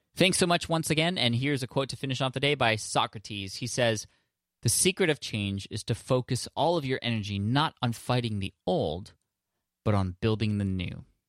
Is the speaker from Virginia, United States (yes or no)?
no; San Diego, California, United States; in my hometown in San Diego